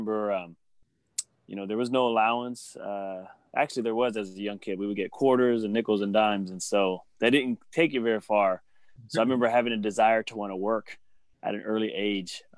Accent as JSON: {"language": "English", "town": "Sacramento", "region": "California", "country": "United States", "tie": "born or raised there", "said": "born and raised in Sacramento, South Sacramento"}